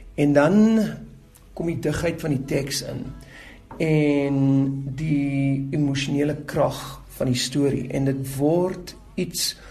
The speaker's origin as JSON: {"language": "Afrikaans", "country": "South Africa"}